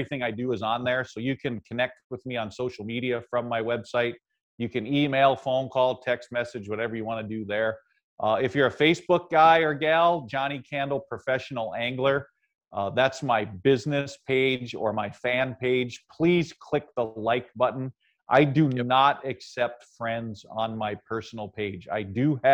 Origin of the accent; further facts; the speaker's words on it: Ohio, United States; the Cleveland Plain Dealer, which was a big city about 60 miles from where I grew up in Ohio